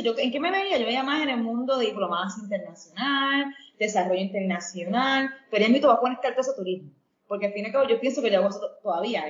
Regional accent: Ponce, Puerto Rico; moved away as an adult; also born or lived in New York / Indonesia / Ecuador; yo soy ponceña, aclarar que soy ponceña ecuatoriana, pero si me explico ponceña primero por la razón de que me crié aquí

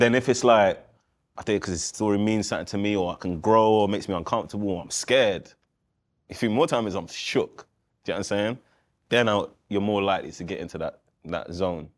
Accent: England, United Kingdom; being a kid in England.

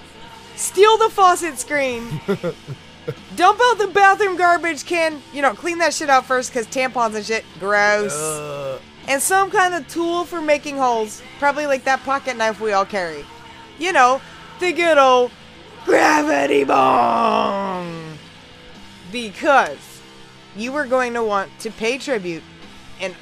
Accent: Louisville, Kentucky, United States; here in my hometown of Louisville, Kentucky

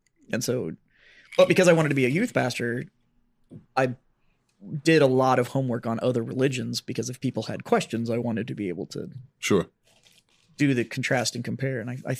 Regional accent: San Antonio, Texas, United States; It's like everybody when you tell them, like, I'm from San Antonio, they're like, oh, I love the river.

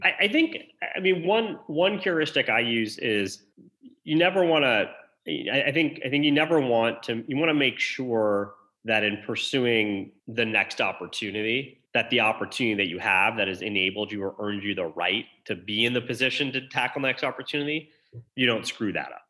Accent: outside Detroit, Michigan, United States; I grew up outside Detroit.

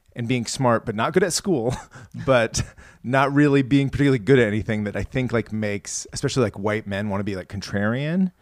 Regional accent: Iowa, United States; moved away; also born or lived in St. Louis, Missouri; growing up in Iowa, like, nobody likes cultural stuff

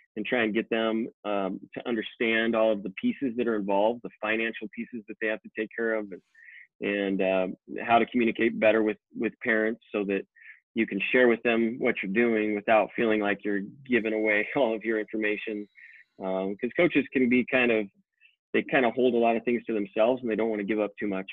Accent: Boise, Idaho, United States; I was born and raised right here in Boise, Idaho

